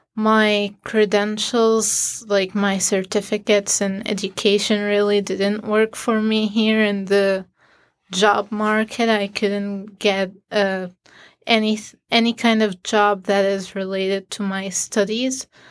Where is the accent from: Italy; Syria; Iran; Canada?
Syria; moved away as an adult; now in Syracuse, United States; I'm from Syria